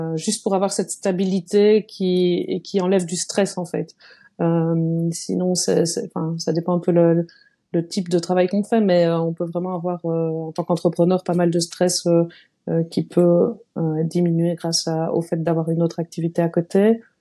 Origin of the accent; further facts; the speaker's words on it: Liège, Wallonia, Belgium; je suis belge, donc euh, je viens de Liège